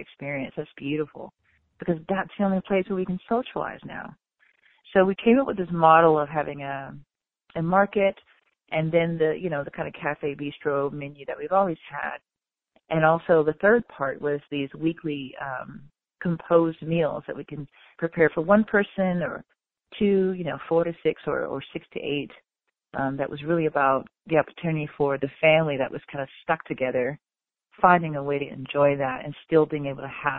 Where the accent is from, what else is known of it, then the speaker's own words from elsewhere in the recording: the South, United States; now in Chicago, United States; as a Southerner